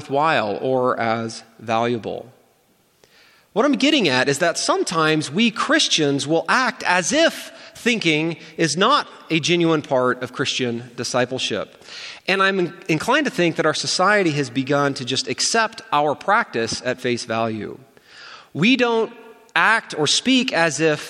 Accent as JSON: {"language": "English", "country": "United States", "said": "as an American"}